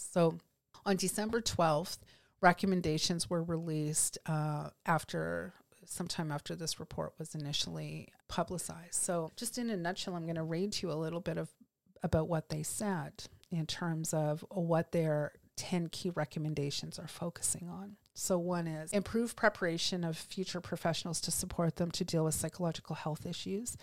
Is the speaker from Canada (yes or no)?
yes; Canada; here as Canadian lawyers